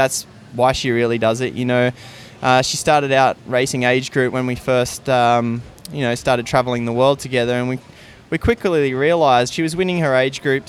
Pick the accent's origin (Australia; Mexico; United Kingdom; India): Australia; Gold Coast, Queensland; moved away; people that I went to school with or I grew up with on the Gold Coast